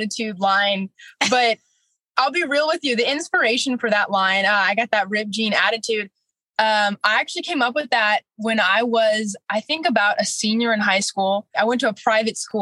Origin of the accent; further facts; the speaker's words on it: California, United States; moved away; I'm from the West Coast